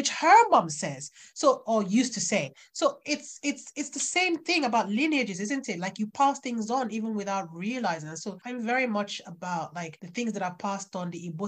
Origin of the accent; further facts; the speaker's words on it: Nigeria; moved away as an adult; also born or lived in United Kingdom (birthplace); now in United Kingdom; I grew up in Nigeria knowing full well that I was going to come back here to where I was born